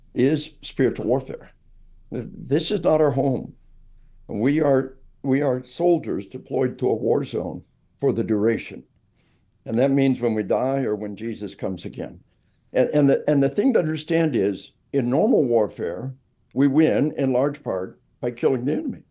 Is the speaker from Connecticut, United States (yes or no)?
no; Arkansas, United States; we are from Arkansas